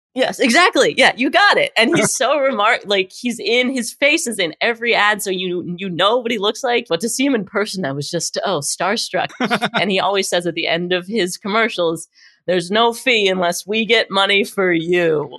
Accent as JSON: {"language": "English", "town": "Pittsburgh", "region": "Pennsylvania", "country": "United States", "tie": "born or raised there", "moved": "yes", "said": "I'm originally from Pittsburgh, Pennsylvania"}